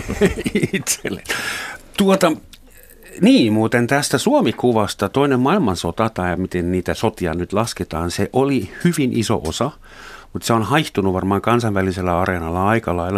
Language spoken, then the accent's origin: Finnish; West Germany, Germany; now in Finland; mä mä Saksasta kotoisin, Länsi-Saksasta